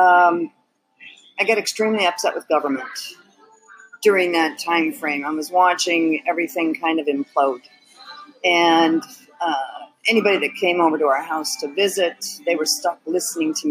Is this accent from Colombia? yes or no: no; Detroit, Michigan, United States; I was born in Detroit